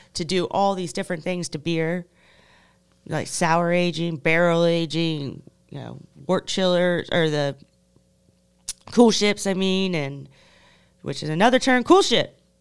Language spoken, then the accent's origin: English; United States